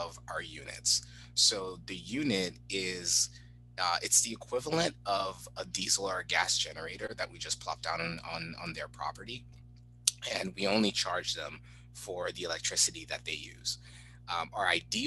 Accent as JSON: {"language": "English", "country": "Haiti", "tie": "born or raised there", "said": "I grew up in Haiti"}